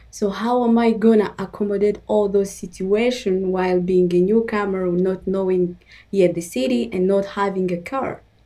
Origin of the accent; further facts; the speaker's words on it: DR Congo; also born or lived in Uganda; now in Nova Scotia, Canada; I'm originally from the Congo and during the war, we had to flee, and we found ourselves in Uganda